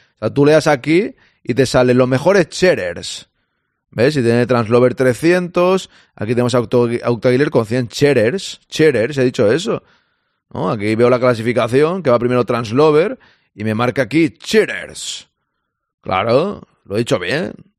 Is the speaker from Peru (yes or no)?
no; Spain; yo soy español. De momento soy español